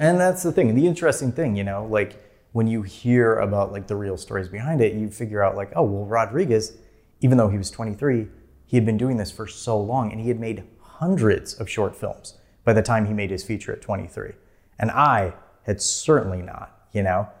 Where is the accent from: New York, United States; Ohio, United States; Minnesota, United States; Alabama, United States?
Minnesota, United States; moved away; I'm from there, I'm from Minnesota. I will move back there